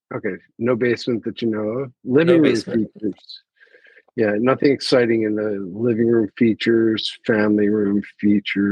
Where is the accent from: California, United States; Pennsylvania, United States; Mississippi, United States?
Pennsylvania, United States; Philadelphia; moved away; I come from the Philadelphia area and we had the same type of housing